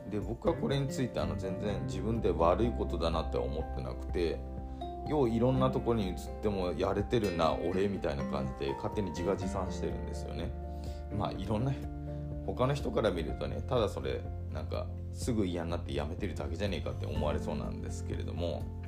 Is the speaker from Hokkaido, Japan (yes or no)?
no; islands of Nagasaki, Japan; moved away as an adult; also born or lived in Aichi; 田舎から出てきて、本当に長崎の島の方から出てきて、愛知にね、高校卒業して、愛知の、まあ、自動車メーカーに入って